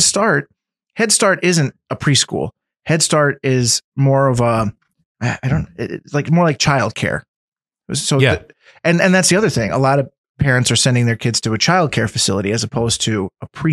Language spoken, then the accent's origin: English; Scranton, Pennsylvania, United States; I grew up in West Side. I didn't come from money